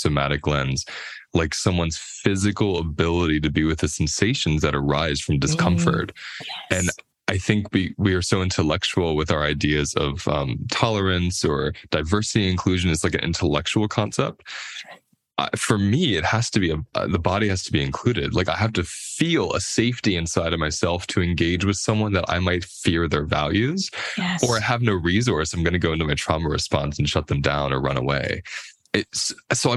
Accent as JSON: {"language": "English", "country": "United States", "said": "speaking as an American"}